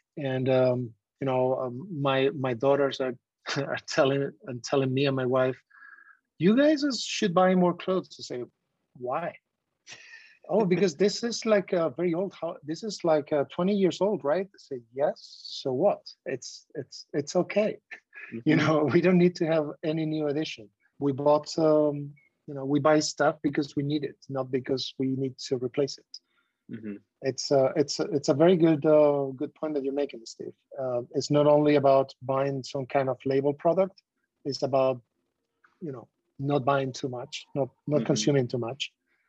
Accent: southwest Spain, Spain; I come from the Southwest Spain, where I used to go to the market, local market

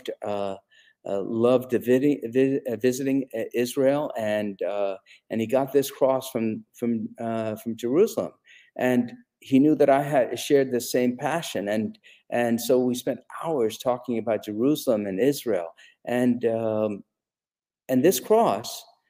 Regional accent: India; moved away; when I was growing up in India

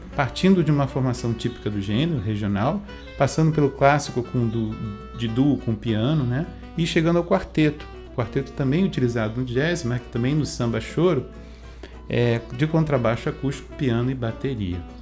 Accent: Rio de Janeiro, Brazil; moved away as an adult; now in Pelotas, Brazil; Sou carioca, nascido no Rio de Janeiro

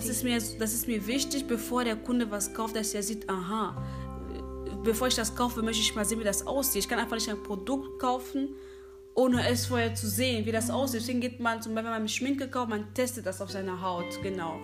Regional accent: Cologne, North Rhine-Westphalia, Germany; also born or lived in Democratic Republic of the Congo; komme aus Köln

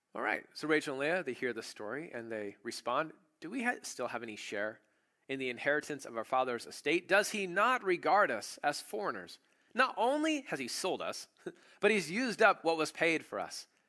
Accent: United States; I'm an American

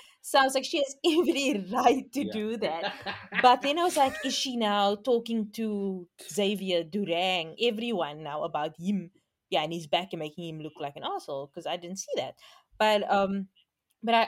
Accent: South Africa; young people aren't ready to settle down in South Africa. We settle down quite late

